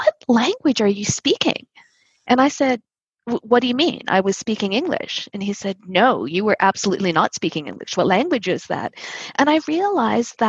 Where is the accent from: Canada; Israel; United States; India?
Canada; Winnipeg, Manitoba; moved away as an adult; now in Toronto, Canada; I grew up in the north end of Winnipeg, where there was a very large Filipino community